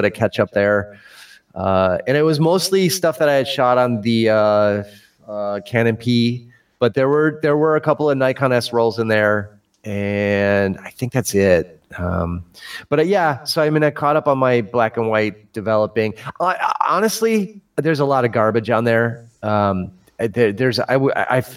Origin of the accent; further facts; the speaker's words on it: Chicago, Illinois, United States; I'm from Chicago and we talk Chicago.